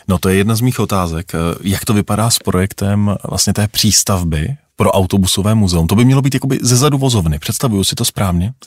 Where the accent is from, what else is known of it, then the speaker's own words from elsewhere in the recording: Prague, Czechia; Já jsem vyrůstal na Smíchově ve Stroupežnického ulici